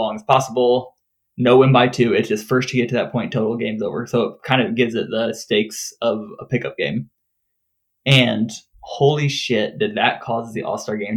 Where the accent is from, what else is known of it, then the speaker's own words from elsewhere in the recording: Peoria, Illinois, United States; moved away; I grew up around Peoria, and so a lot of like the media and stuff that I follow is still Peoria area